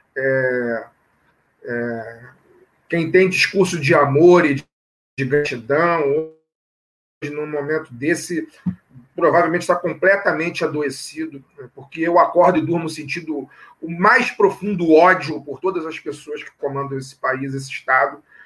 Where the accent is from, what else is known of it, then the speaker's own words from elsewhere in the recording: Rio de Janeiro, Brazil; sou nascido aqui no Rio, né? Vivo no Rio de Janeiro